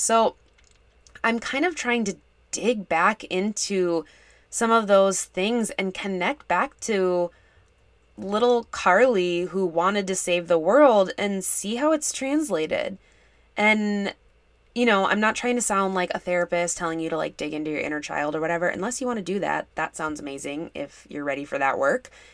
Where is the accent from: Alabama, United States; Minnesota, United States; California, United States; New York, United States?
Minnesota, United States; I'm from Minnesota